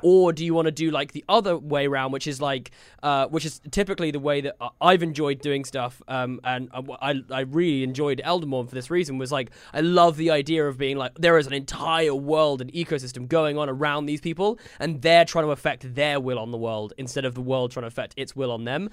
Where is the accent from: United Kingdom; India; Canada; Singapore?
United Kingdom; I feel like as a British person